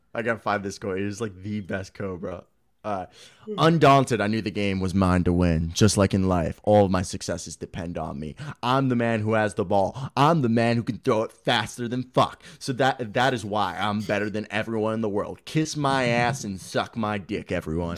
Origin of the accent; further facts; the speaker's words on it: United States; I'm the first person ever born in America